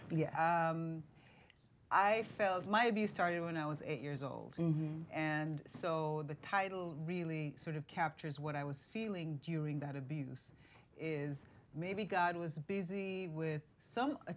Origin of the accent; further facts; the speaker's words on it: Jamaica; because I'm from Jamaica